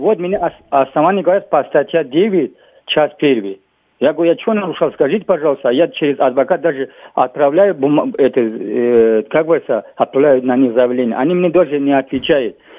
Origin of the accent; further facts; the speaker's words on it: Tajikistan; now in Ryazan Oblast, Russia; у меня паспорт закончился таджикский